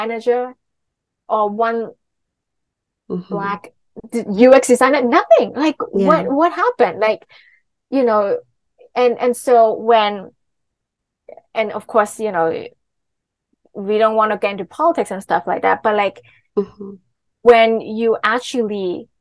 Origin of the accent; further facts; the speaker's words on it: Hong Kong; I'm from Hong Kong